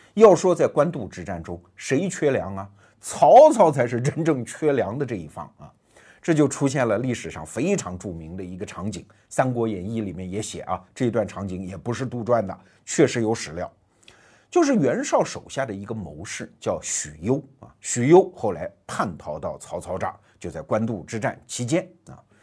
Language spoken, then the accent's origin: Chinese; China; 我们中国人写历史有一个毛病，叫成王败寇。